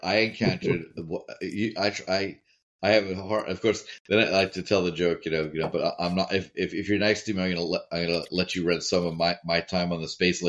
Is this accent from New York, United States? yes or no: yes; New York, United States; moved away; also born or lived in Sydney; I'm from New York.